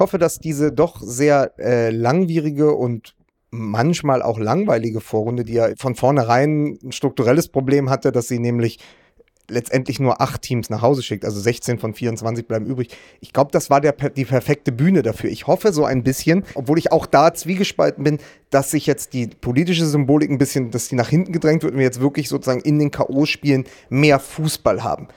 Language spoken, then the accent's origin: German; Berlin, Germany; als Berliner, ja. der im Wedding wohnt